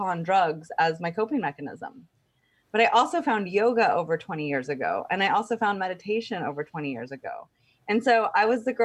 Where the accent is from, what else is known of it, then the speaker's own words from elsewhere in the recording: Texas, United States; I grew up in Texas